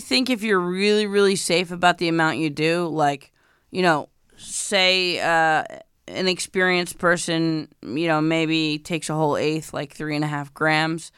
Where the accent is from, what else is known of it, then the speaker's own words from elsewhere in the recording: New York, United States; I'm from New York